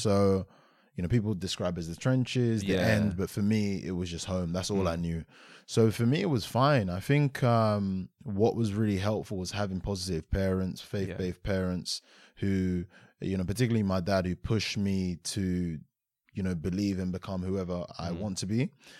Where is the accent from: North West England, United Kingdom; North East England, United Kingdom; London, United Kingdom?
London, United Kingdom; So I grew up in Aylesbury Estate, stayed there for a number of years, and then moved over to like more of Greater London, or should I say Kent.